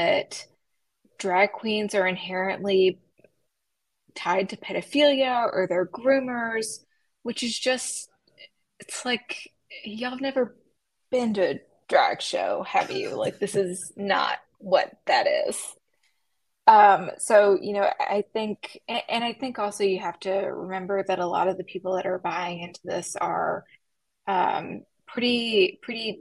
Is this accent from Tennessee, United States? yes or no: yes; West Tennessee, United States; moved away; I am real Southern. I'm from West Tennessee. And I went home to visit my folks.